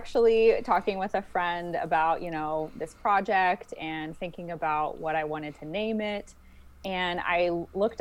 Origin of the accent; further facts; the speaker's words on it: St. Louis, Missouri, United States; I'm actually originally from St. Louis, Missouri, and that's where I also went to optometry school at the University of Missouri, St. Louis